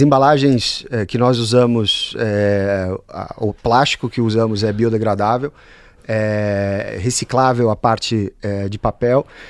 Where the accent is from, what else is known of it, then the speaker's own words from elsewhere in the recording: Brazil; moved away as an adult; now in Bologna, Italy; Cresci no Brasil